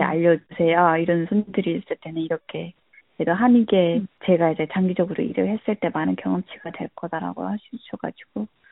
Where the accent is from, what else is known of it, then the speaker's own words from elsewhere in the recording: North Korea; also born or lived in South Korea / Philippines; now in United States; 나는 북한에서 왔는데